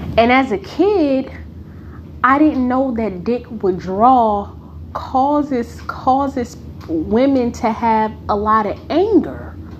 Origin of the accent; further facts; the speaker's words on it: Newark, New Jersey, United States; I grew up in Newark. For the ones who may not know, I grew up in the bricks.